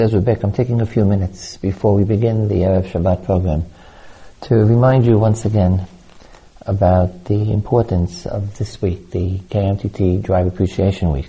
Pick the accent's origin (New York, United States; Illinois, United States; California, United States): New York, United States; I was brought up in New York, the Long Island Expressway